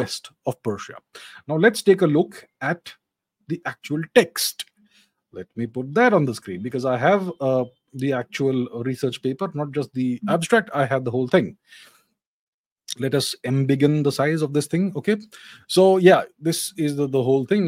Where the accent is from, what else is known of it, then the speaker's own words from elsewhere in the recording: India; We Indians